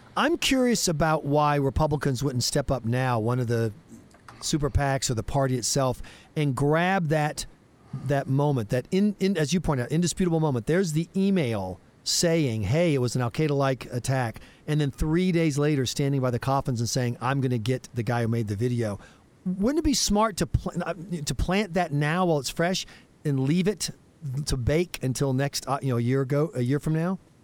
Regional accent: South Carolina, United States; my home state of South Carolina

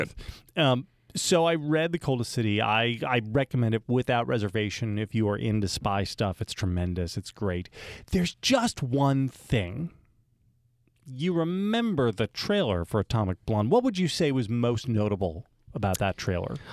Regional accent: United States; growing up in America

